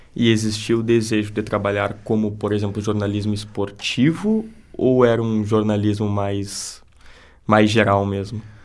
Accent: Santana do Livramento, Rio Grande do Sul, Brazil; now in Santa Maria, Brazil; eu sou de Santana do Livramento e eu não vejo lá na minha cidade o que é feito aqui

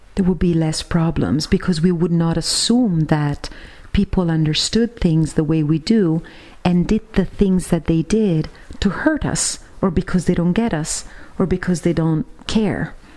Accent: Siena, Tuscany, Italy; my hometown of Siena here in Italy

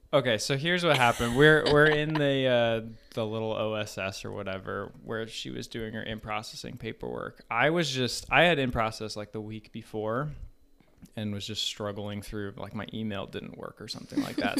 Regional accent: Colorado, United States; moved away as an adult; also born or lived in Hawaii; I grew up in Colorado

